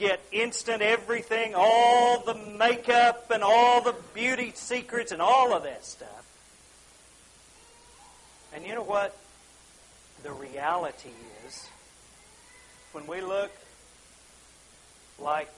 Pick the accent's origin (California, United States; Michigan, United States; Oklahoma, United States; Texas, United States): Oklahoma, United States; we're from Oklahoma